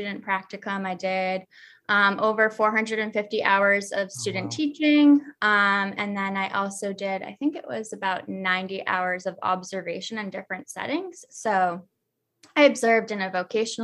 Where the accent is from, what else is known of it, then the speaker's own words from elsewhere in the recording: Dartmouth, Massachusetts, United States; moved away as an adult; also born or lived in Fall River, Massachusetts; now in Greenville, United States; I am from Dartmouth, Massachusetts. Oh, or wow. Originally, I am from Fall River. So I was born in Fall River and lived there till I was about six